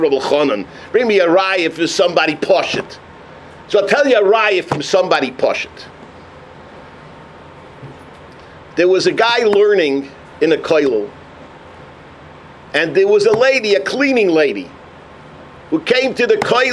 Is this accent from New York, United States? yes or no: yes; New York City, New York, United States; I grew up in Upper Harlem